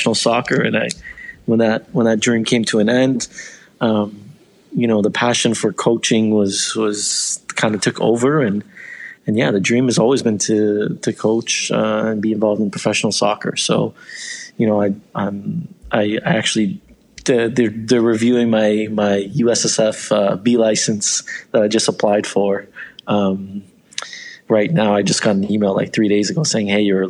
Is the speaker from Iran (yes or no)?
yes; Iran; also born or lived in Canada; now in Toronto, Canada; I was born in Iran, and you know, we left in 96